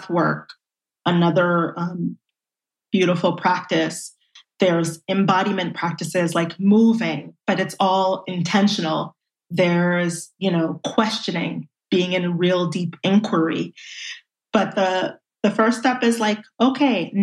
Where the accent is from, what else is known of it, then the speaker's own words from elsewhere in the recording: New York City, New York, United States; I grew up in Brooklyn, and I really was raised within a community.